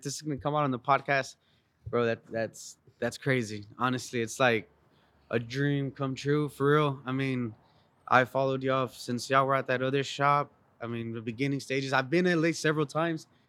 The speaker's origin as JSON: {"language": "English", "region": "San Luis Potosí", "country": "Mexico", "moved": "yes", "lives_now": "San Antonio, United States", "said": "I'm originally from Mexico, San Luis Potosi, Mexico"}